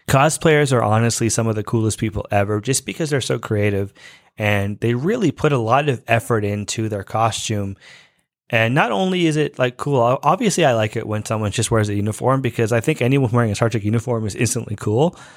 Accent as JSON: {"language": "English", "country": "Canada", "lives_now": "Toronto, Canada", "said": "I am Canadian and I'm actually in Toronto"}